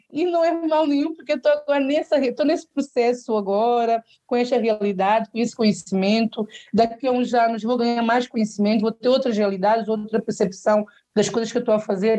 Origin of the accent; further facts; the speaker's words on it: Portugal; accent: São Tomé; also born or lived in São Tomé and Príncipe; eu cresci em Portugal